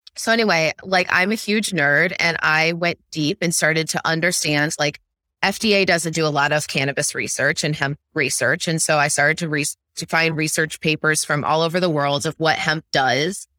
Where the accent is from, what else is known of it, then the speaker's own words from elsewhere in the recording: central Illinois, United States; I grew up in the Midwest. I'm from central Illinois, small town, very rural